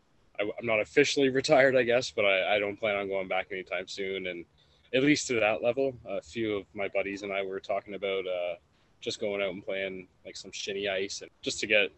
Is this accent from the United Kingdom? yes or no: no; Canada; growing up in Canada